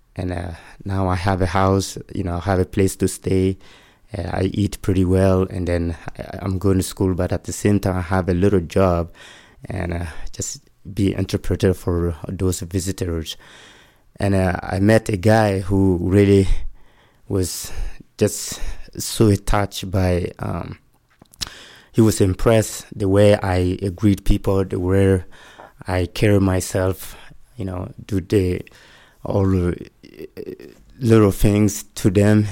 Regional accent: Mali; English is a second language; moved away as an adult; now in Utah, United States; I'm from Mali, West Africa

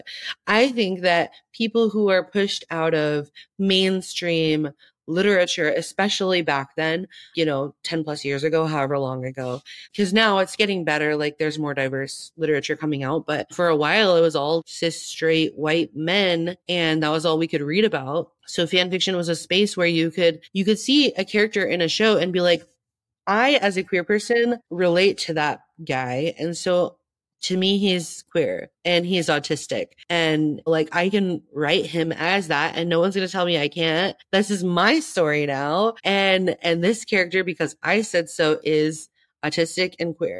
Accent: Tempe, Arizona, United States; I grew up in Tempe. I live in Tempe still. All my family lives here. I've been here my whole life

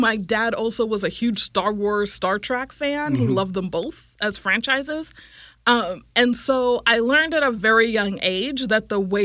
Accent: Silicon Valley, California, United States; I'm from California originally. I grew up in the Silicon Valley

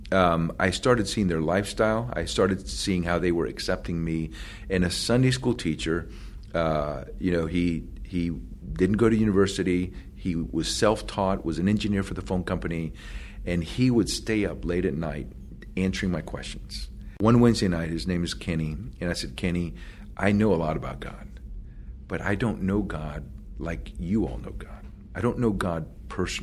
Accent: Puerto Rico; English is a second language; moved away; also born or lived in Florida; I was born in Puerto Rico, grew up in a Catholic family, went to Catholic school

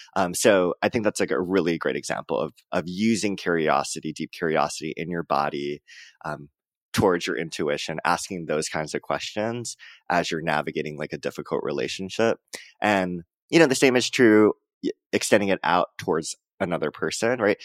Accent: Hawaii, United States; moved away; also born or lived in Joshua Tree, California; I'm from Hawaii

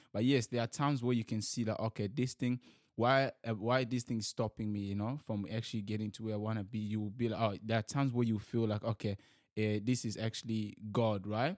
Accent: DR Congo; also born or lived in New Zealand; now in Sydney, Australia; I'm from Democratic Republic of Congo

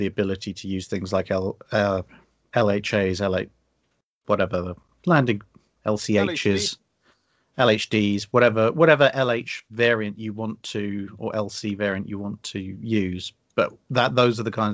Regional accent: United Kingdom; we are British

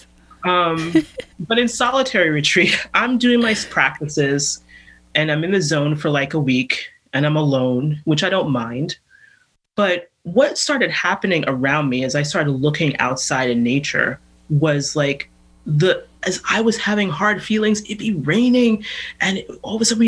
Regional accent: New York City, New York, United States; moved away; I grew up in New York City

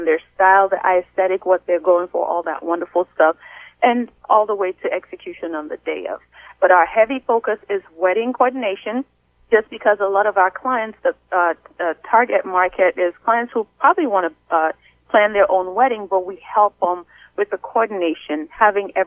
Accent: Sierra Leone; now in United States; I'm originally from Sierra Leone, West Africa

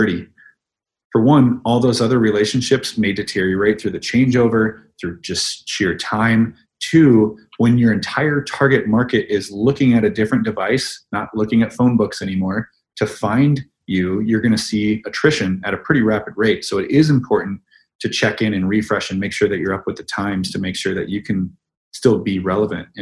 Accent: Midwest, United States; That's how I was raised in the Midwest.

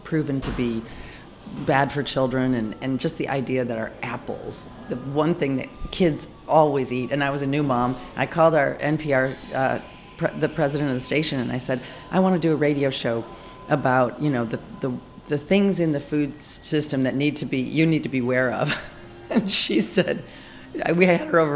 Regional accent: Michigan, United States; accent: Midwestern; moved away; also born or lived in Chicago / Paris / Los Angeles; I grew up in Michigan, but Chicago is where I went to chef school and got most of my training.

